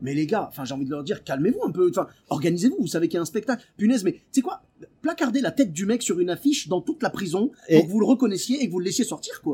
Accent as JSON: {"language": "French", "town": "Lyon", "region": "Auvergne-Rhône-Alpes", "country": "France", "said": "je suis originaire de Lyon"}